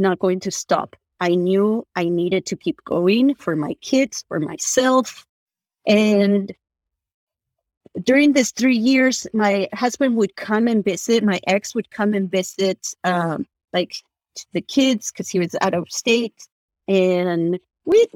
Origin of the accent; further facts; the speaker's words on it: Argentina; moved away; I'm from Argentina